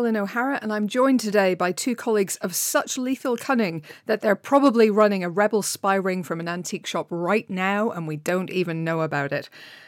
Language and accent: English; Ireland; No, as an Irish person